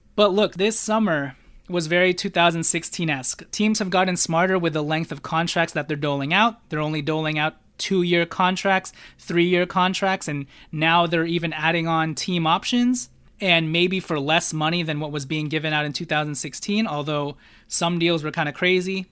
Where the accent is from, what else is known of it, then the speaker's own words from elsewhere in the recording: Philippines; I'm Filipino